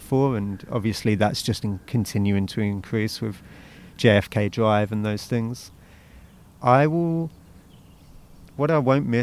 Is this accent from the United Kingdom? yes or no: yes; Croydon, London, United Kingdom; now in San Francisco, United States; I'm from Croydon in South London.